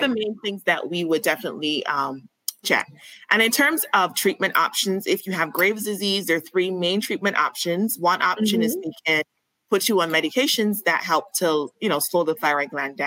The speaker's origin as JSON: {"language": "English", "country": "Barbados", "moved": "as an adult", "lives_now": "Atlanta, United States", "said": "I'm from Barbados. So I moved here for school and I ended up loving it. So I stayed here. Been here for over 14 years"}